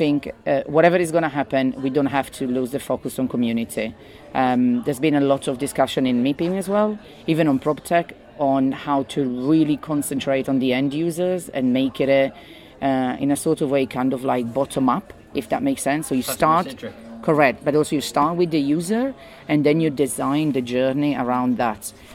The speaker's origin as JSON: {"language": "English", "region": "northern Italy", "country": "Italy", "second_language": "English", "moved": "as an adult", "lives_now": "London, United Kingdom", "said": "I'm originally from Italy, north of Italy, but I've been living in London for 20 years"}